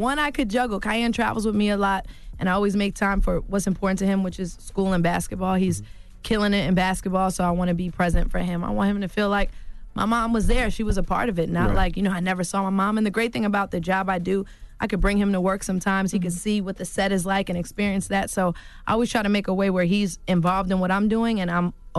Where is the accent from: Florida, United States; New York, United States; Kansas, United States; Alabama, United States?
New York, United States; I'm New York all day. Right. That's never going to change.